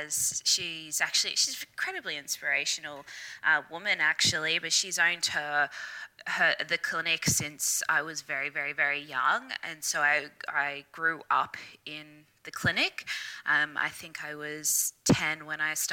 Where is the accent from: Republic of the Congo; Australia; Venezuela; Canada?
Australia; Brisbane, Queensland; I am Brisbane, Australia, born and bred